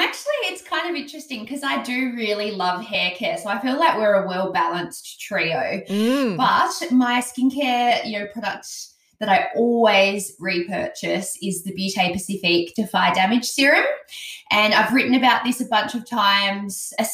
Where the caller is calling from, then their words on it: Adelaide, South Australia, Australia; I'm actually recording from Adelaide and I didn't bring it.